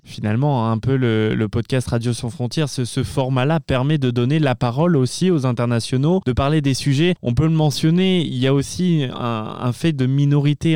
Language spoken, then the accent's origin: French; France; moved away as an adult; Je suis français, je, suis arrivé cette année aussi au, mois de septembre